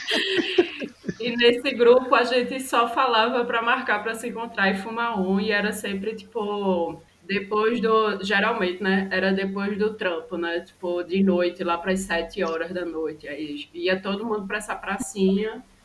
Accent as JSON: {"language": "Portuguese", "town": "Recife", "region": "Pernambuco", "country": "Brazil", "moved": "as an adult", "lives_now": "Brasília, Brazil", "said": "Eu sou de Recife, mas atualmente eu moro em Brasília, já tem um ano e meio. E amo minha cidade, amo minha, minha terra."}